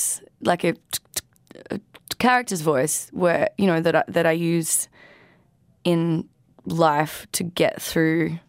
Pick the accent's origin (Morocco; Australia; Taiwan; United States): Australia; I am a musician from Australia.